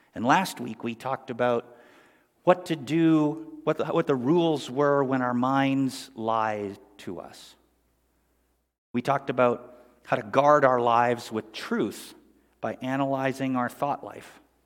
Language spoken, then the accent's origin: English; Sundridge, Ontario, Canada; we grew up in Sundridge, Ontario, Canada